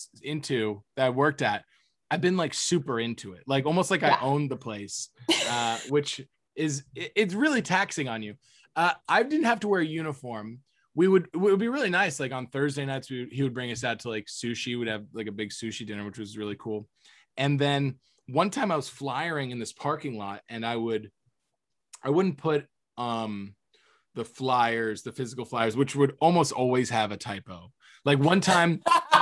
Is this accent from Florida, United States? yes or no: yes; Cape Coral, Florida, United States; moved away as an adult; also born or lived in Orlando, Florida; now in Los Angeles, United States; I lived in downtown Cape Coral, where I grew up in Cape Coral